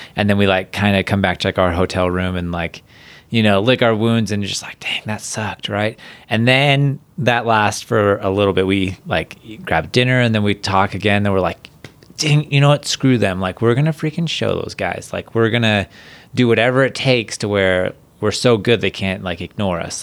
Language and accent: English; Huntington Beach, California, United States; I grew up in, like, Huntington Beach, California